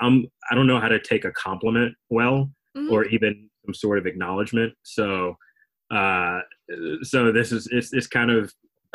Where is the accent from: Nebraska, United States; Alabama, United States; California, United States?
Alabama, United States; moved away as an adult; also born or lived in Texas / Chicago; 5 to, like, 21. I was in Alabama